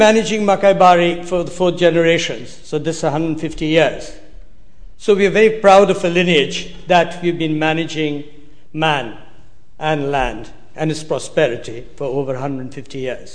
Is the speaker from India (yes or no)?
yes; Darjeeling, West Bengal, India; I come from Darjeeling.